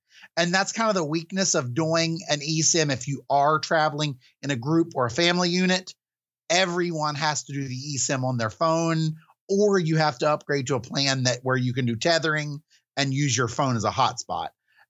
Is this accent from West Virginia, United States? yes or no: yes; West Virginia, United States; accent: West Virginia; It's a West Virginia howdy.